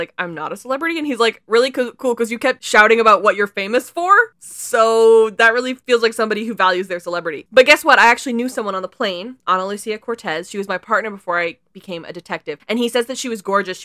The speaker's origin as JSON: {"language": "English", "area": "BC", "region": "British Columbia", "country": "Canada", "said": "as a Canadian"}